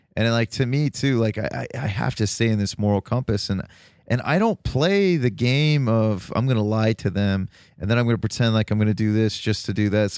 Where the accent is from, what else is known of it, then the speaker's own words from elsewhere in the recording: Toledo, Ohio, United States; now in Columbus, United States; I'm originally from Toledo.